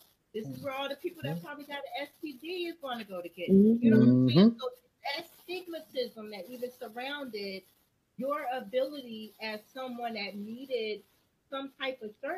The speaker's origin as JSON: {"language": "English", "town": "Trenton", "region": "New Jersey", "country": "United States", "tie": "born or raised there", "said": "we grew up in Trenton, New Jersey"}